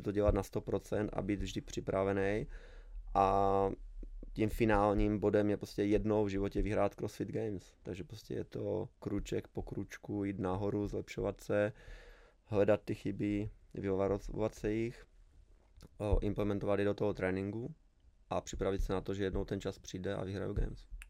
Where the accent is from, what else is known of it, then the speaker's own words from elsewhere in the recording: Lazy pod Makytou, Trenčín Region, Slovakia; Czech is a second language; moved away as an adult; now in Czech Republic; já jsem z malé vesnice, úplně z pohraničí, Lázy pod Makitou se to jmenuje